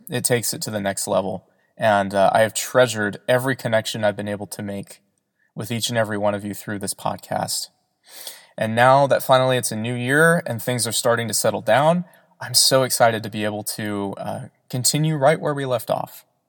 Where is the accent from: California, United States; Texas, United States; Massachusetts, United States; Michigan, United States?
California, United States; Southern; I am from Southern California